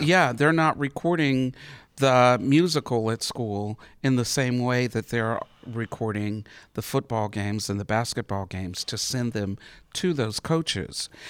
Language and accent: English; Harmony, North Carolina, United States; also born or lived in Statesville, North Carolina; growing up in Statesville, um, actually Harmony, North Carolina